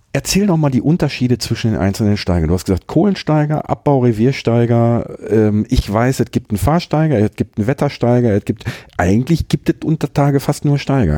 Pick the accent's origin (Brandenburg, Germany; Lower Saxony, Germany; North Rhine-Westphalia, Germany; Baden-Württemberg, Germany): North Rhine-Westphalia, Germany; Herten; komme ich ja so mitten aus dem Ruhrpott, aus Herten